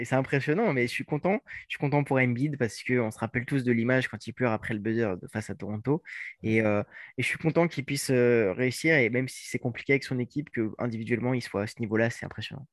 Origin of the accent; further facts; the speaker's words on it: France; en tant que bon français